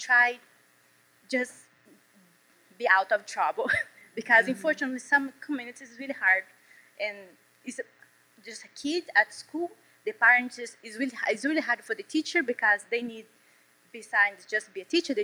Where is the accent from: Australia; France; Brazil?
Brazil; English is a second language; moved away as an adult; also born or lived in Washington, D.C.; now in South Carolina, United States; when I first come over here to US, it was like 6 years ago from Brazil